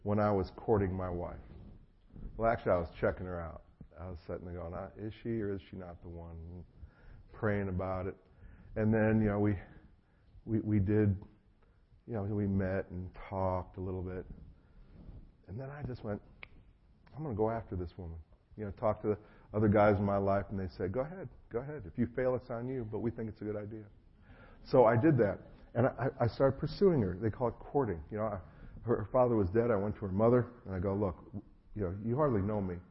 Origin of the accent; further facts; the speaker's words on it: North Carolina, United States; being an American